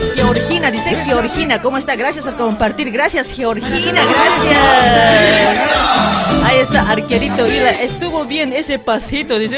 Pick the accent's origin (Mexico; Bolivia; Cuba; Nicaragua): Bolivia; Luribay, La Paz; now in Argentina; yo soy de Luribay